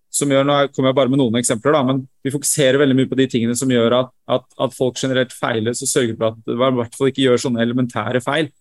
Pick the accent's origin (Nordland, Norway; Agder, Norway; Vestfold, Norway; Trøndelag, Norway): Vestfold, Norway; Sande; moved away as an adult; Jeg vokste opp i Sande, Vestfold